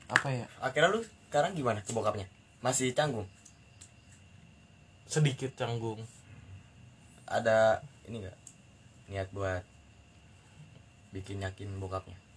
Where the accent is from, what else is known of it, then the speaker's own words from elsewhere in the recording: Jakarta, Indonesia; born there; udah gua jelasin kan gua lahir di Jakarta.